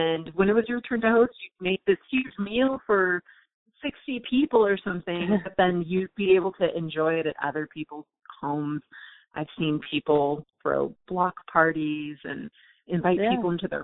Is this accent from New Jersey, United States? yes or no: no; Southern California, United States; moved away as an adult; now in Blacksburg, United States; I grew up in Southern California, never moved a single time